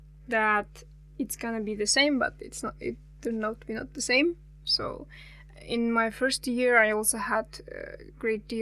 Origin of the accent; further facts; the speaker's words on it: Almaty Region, Kazakhstan; English is a second language; I'm actually from Almaty, but not from the city